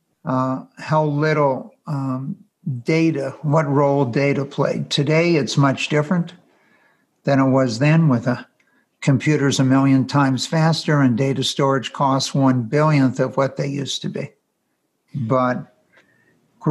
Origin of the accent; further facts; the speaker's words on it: Los Angeles, California, United States; I was born in Los Angeles